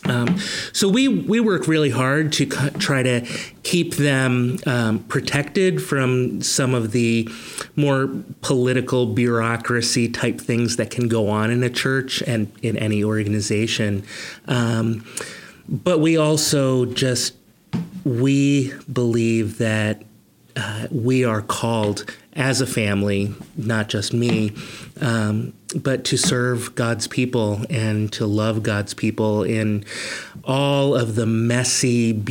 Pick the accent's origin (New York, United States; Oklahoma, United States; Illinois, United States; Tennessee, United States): New York, United States; Rochester; also born or lived in Hudson, United States / Philadelphia, United States; And but I really say where I grew up was outside of Rochester, um, right along the shores of Lake Ontario.